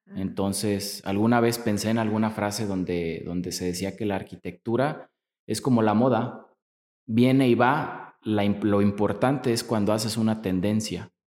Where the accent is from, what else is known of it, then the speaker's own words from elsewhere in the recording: Apatzingán, Michoacán, Mexico; moved away as an adult; now in Morelia, Mexico; yo soy nacido de, en Apatzingán, Michoacán